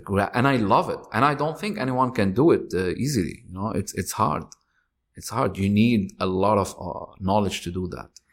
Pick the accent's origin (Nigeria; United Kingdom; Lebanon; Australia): Lebanon; moved away; I'm Lebanese. I'm, I was born in Lebanon.